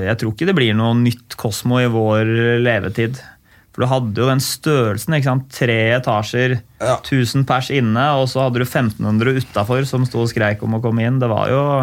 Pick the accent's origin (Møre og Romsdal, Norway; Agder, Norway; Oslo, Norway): Oslo, Norway; jeg vokste opp på Ulve